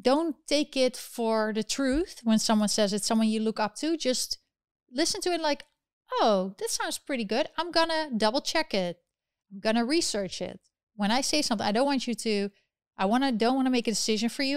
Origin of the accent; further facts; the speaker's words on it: Netherlands; moved away; I'm originally from the Netherlands